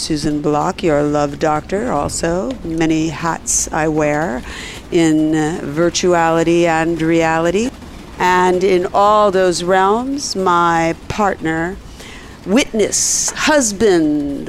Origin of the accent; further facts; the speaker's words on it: Ireland; And being Irish, if you go by stereotypes